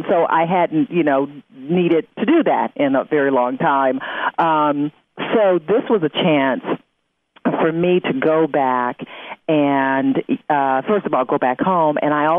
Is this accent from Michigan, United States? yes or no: yes; Detroit, Michigan, United States; it was in my hometown of Detroit, so I definitely wanted to be a part of it.